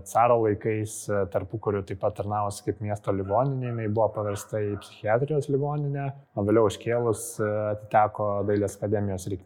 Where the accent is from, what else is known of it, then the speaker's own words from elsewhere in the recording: Kaunas, Kaunas County, Lithuania; kaip tikri kauniečiai norėjosi išlaikyti tą tradiciją